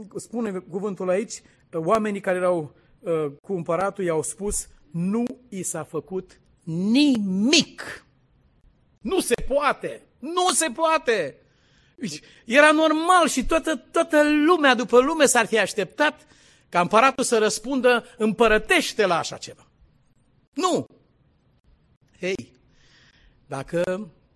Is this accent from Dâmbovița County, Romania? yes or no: yes; Dâmbovița County, Romania; la malul cu flori în Dâmbovița, de unde sunt eu, de acolo, unde e casa noastră